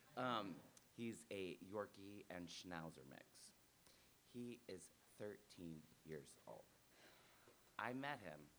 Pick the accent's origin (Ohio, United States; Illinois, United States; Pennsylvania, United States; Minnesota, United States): Ohio, United States; moved away; also born or lived in New York City; I grew up in Ohio on a farm